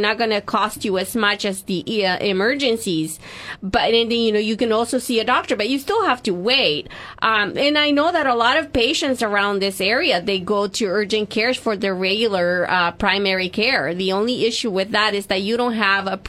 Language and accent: English; El Salvador; now in United States; I'm from El Salvador originally.